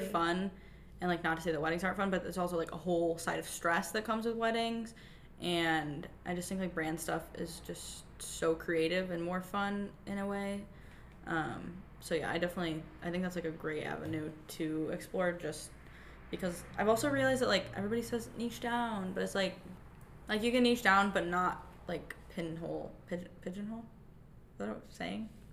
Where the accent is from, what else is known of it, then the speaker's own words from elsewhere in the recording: Michigan, United States; I'm from Michigan